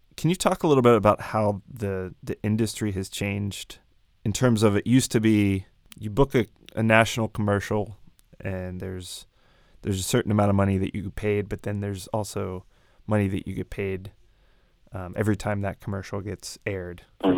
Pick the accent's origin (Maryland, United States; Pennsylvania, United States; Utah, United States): Pennsylvania, United States; Pittsburgh; moved away; My hometown, Pittsburgh, is a very old city